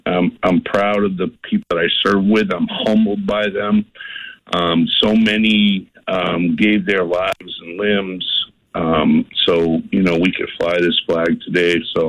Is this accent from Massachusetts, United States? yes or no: yes; Boston, Massachusetts, United States; moved away; also born or lived in southern New Hampshire; I grew up in South Boston, as you know, and kind of grew up more in my later years into about 40 miles north in southern New Hampshire.